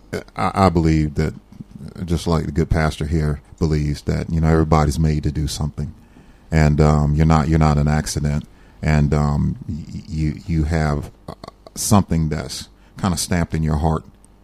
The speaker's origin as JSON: {"language": "English", "town": "Saluda", "region": "South Carolina", "country": "United States", "tie": "born or raised there", "also_born_or_lived": "Fayetteville, North Carolina", "moved": "as an adult", "lives_now": "North Carolina, United States", "said": "I grew up in South Carolina in a little town called Saluda a long time ago."}